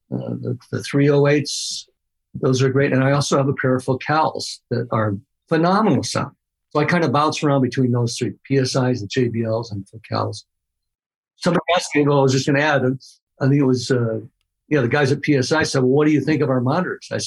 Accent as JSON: {"language": "English", "region": "Midwest", "country": "United States", "said": "I'm from the Midwest where you're just supposed to be happy with what you got."}